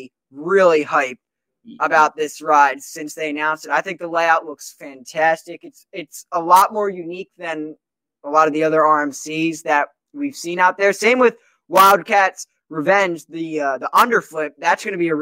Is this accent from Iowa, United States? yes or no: no; New Jersey, United States; I'm from New Jersey